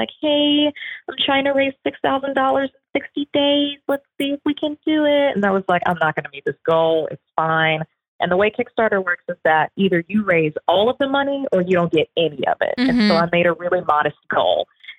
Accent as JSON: {"language": "English", "region": "the South", "country": "United States", "tie": "born or raised there", "said": "I grew up in the South."}